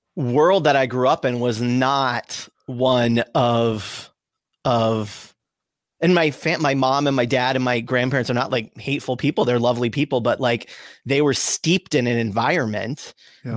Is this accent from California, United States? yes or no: yes; Southern California, United States; also born or lived in Sonoma County, California; I grew up in Southern California.